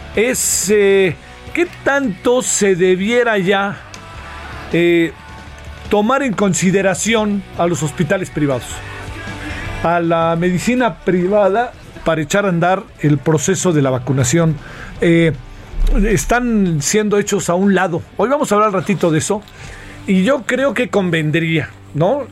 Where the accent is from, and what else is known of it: Mexico